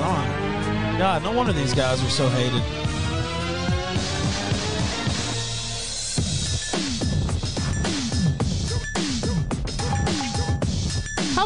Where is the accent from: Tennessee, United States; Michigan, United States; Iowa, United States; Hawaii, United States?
Tennessee, United States; Memphis; I'm from Memphis. 3-6 Mafia, of course, a big part of my growing up heritage there